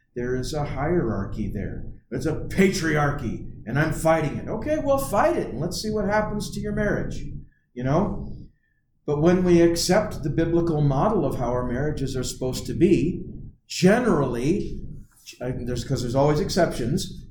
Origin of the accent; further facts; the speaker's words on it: United States; we, as Americans